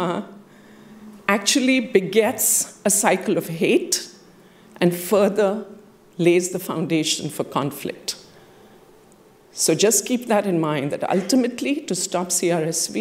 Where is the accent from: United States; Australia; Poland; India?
India; moved away; I have, as a child growing up in India, been a part of 3 wars